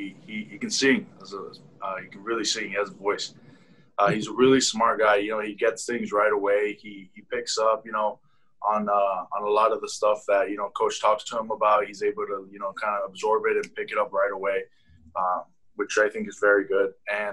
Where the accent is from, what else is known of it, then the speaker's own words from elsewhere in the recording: Las Vegas, Nevada, United States; We're both from Las Vegas, Nevada, really good friends.